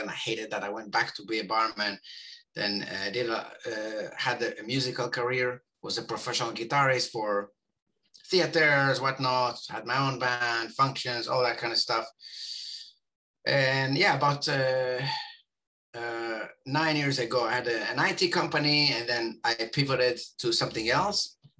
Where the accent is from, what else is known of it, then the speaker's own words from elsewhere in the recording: Israel; born there; And I was born in Israel, home of the system circumventers.